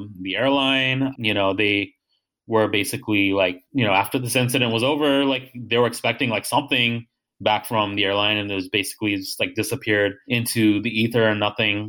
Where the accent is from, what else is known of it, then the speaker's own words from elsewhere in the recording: United States; I was born here